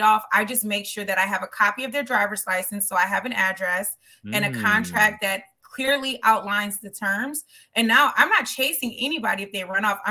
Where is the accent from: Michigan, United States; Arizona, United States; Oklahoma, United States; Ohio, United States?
Michigan, United States; Detroit; born and raised in Detroit, Michigan